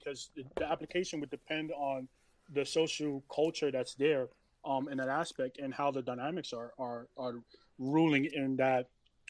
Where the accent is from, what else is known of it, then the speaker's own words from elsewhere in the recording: New York City, New York, United States; I grew up in Harlem in New York.